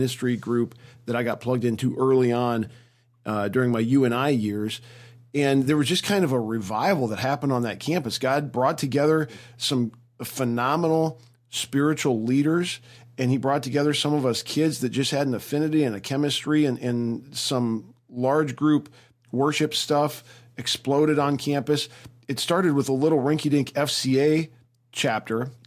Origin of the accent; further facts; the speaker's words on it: Cedar Falls, Iowa, United States; I grew up in Cedar Falls, Iowa